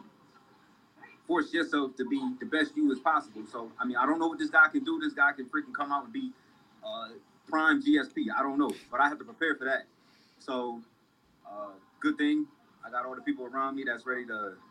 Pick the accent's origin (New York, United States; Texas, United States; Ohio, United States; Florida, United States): New York, United States; Rochester; I'm from Rochester, man. We not that far away from Canada, Niagara Falls